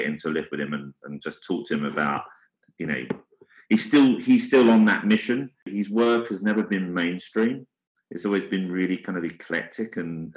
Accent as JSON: {"language": "English", "region": "London", "country": "United Kingdom", "tie": "born or raised there", "said": "I come from the East End. My dad was a prisoner of war for the whole duration"}